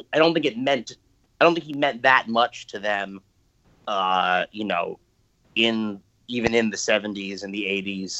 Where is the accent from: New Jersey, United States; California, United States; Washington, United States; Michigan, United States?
New Jersey, United States; also born or lived in East Village, New York City / Verona, New Jersey / Montclair, New Jersey; I'm a first generation New Jersey, and I was born in the East Village and in New York, and we came here for the schools